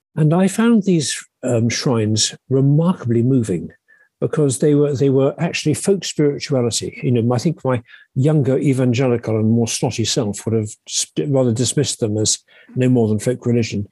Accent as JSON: {"language": "English", "area": "Sussex", "region": "South East England", "country": "United Kingdom", "tie": "born or raised there", "said": "I grew up in Sussex in, in, in England."}